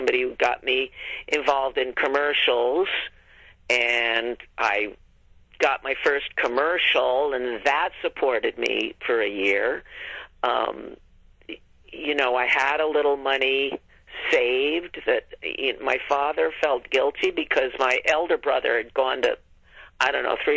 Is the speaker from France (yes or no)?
no; New York area, United States; moved away as an adult; now in Los Angeles, United States; I'm from the New York area, too